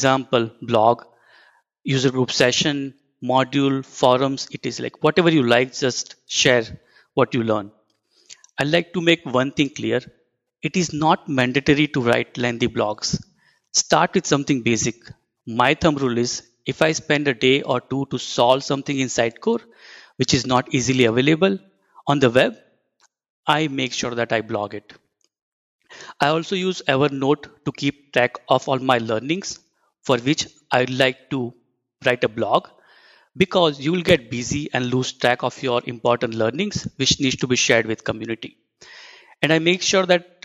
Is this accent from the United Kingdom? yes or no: no; India; moved away as an adult; now in Minneapolis, United States; I am from India and currently working at Horizontal Digital's Minneapolis office